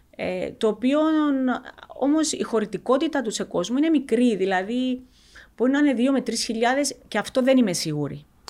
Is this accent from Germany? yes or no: no; Cyprus; Είμαστε από την Κύπρο